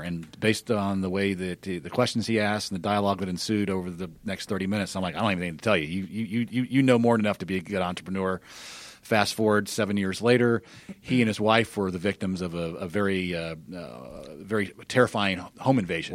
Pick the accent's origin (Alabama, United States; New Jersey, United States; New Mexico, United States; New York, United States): Alabama, United States; Birmingham; moved away as an adult; also born or lived in California; I grew up in Birmingham near, nearby